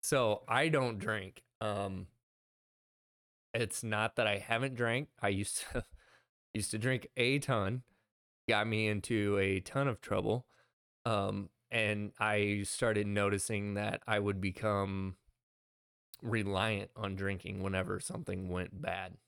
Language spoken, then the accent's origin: English; Midwest, United States; we're from the Midwest.